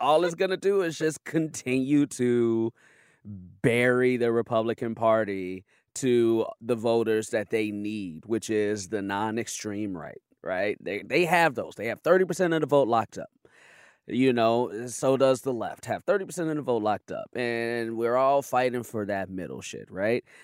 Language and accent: English; Chicago, Illinois, United States; I grew up on the south side of Chicago